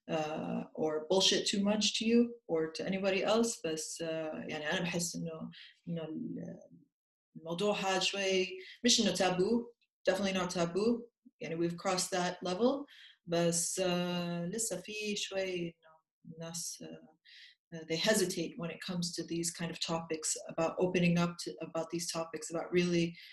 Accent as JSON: {"language": "Arabic", "country": "Jordan", "lives_now": "Austria", "said": "وهيني ساكنه بالنمسا هلا كنت انا من الاردن ساكنه بالنمسا صار لي سنه"}